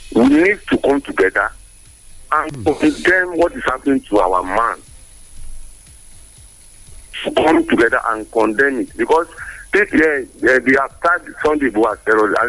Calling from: Ogun State, Nigeria; We're calling from Ogun State, sir.

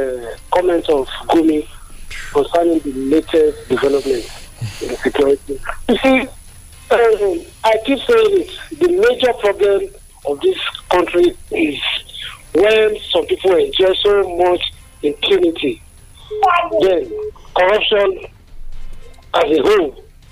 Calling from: Adigbe, Ogun State, Nigeria; I'm calling from Adigbe this morning.

